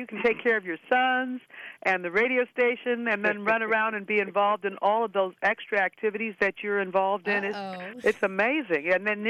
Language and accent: English; Los Angeles, California, United States; Billy grew up in St. Louis and I grew up in Los Angeles